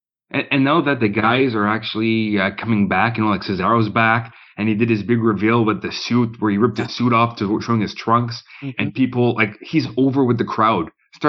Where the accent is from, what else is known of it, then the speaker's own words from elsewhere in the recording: Canada; As a Canadian